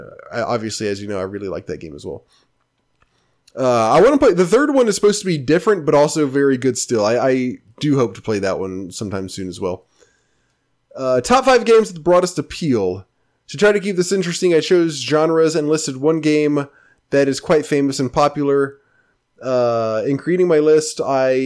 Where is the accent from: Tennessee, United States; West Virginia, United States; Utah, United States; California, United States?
Tennessee, United States; Memphis; I grew up in Memphis